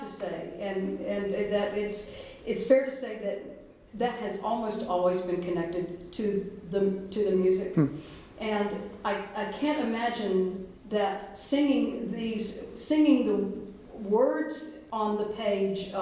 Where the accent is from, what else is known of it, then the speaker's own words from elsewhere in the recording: Winston-Salem, North Carolina, United States; I'm from Winston-Salem, North Carolina. And so I grew up in Winston-Salem